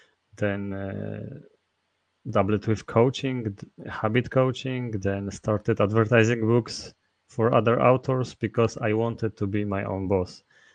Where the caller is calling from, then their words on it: Masovian Voivodeship, Poland; I'm speaking from Poland, where I'm located, near Warsaw.